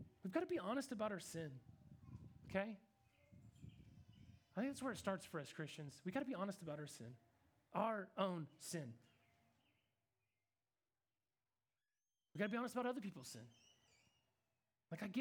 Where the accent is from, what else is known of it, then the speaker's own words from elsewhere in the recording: Kansas, United States; I'm from Kansas